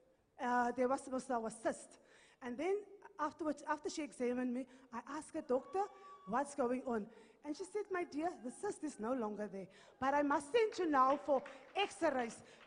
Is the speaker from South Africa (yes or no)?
yes; Morokweng, North West, South Africa; I'm from Morokweng in the Northwest.